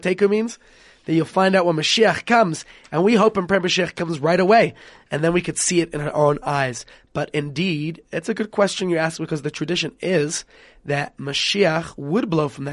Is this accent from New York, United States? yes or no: yes; New York, United States; I am from New York